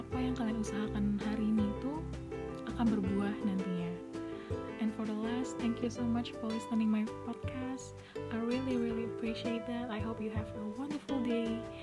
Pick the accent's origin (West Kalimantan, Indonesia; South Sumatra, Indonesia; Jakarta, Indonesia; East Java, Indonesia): South Sumatra, Indonesia; Palembang; moved away as an adult; also born or lived in Lampung; asal dari Palembang